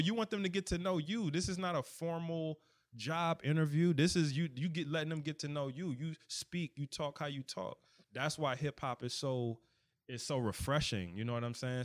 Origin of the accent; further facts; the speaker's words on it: United States; accent: DMV; my D M V or whatever accent